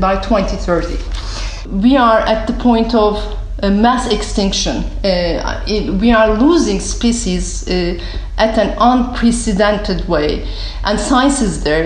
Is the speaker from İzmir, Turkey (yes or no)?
yes; Izmir, Turkey; moved away as an adult; also born or lived in United States / Europe; now in Istanbul, Turkey; I am from Izmir, southern part of Turkey, on the Aegean coast. I came to Istanbul at the age of 18